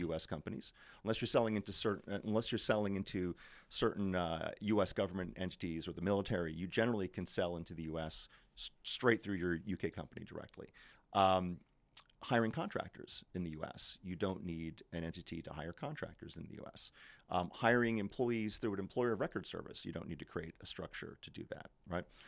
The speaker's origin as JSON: {"language": "English", "country": "United States", "moved": "as an adult", "lives_now": "London, United Kingdom", "said": "as an American coming into the U K"}